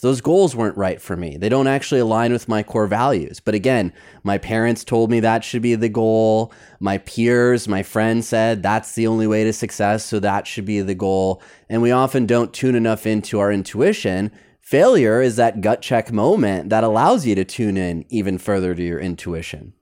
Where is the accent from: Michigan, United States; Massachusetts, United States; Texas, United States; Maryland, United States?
Michigan, United States; growing up in Michigan, we played bumper bowling